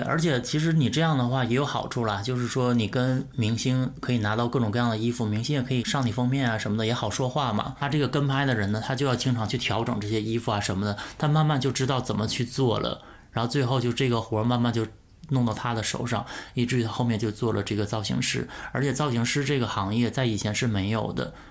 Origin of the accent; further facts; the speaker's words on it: Northeast China, China; moved away as an adult; also born or lived in Beijing / Shanghai; 我作为东北人